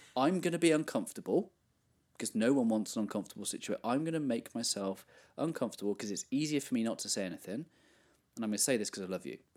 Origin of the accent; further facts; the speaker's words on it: England, United Kingdom; I grew up in England where not many young men were Christians